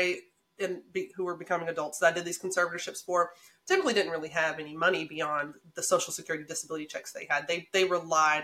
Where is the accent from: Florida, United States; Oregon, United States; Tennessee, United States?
Tennessee, United States; Memphis; accent: southern; moved away; we're from Memphis, we're from Shelby County